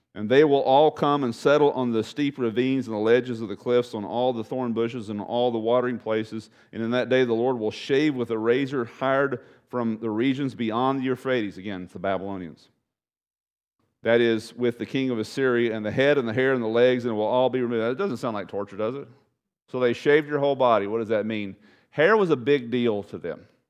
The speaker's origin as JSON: {"language": "English", "region": "East Texas", "country": "United States", "tie": "born or raised there", "lives_now": "South Padre Island, United States", "said": "I grew up in East Texas, bunch of rednecks over there."}